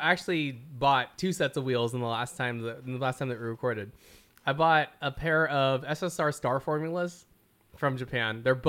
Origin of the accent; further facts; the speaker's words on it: Philippines; Like, okay, we're all Filipino, right?